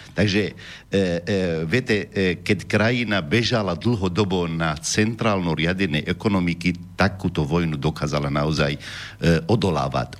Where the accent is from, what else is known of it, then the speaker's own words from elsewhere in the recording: Homs, Homs Governorate, Syria; Slovak is a second language; now in Slovakia; ja som z Homsu